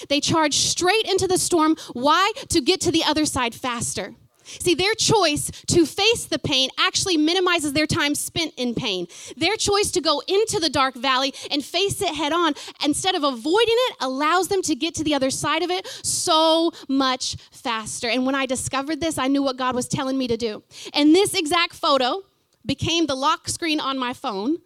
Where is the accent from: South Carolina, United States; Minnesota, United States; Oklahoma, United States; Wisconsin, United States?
Oklahoma, United States; Fort Gibson; moved away as an adult; now in New Zealand; before I left my hometown of Fort Gibson, small hometown